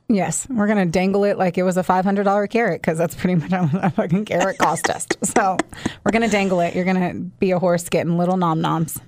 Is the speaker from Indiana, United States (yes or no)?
yes; Southern Indiana, United States; also born or lived in Florida; now in Kentucky, United States; I, too, was a s, a Southern Indiana girl